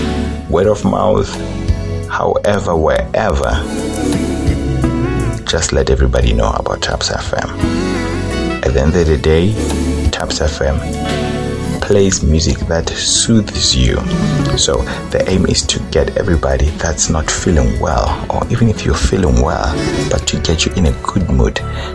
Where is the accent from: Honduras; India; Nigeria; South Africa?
South Africa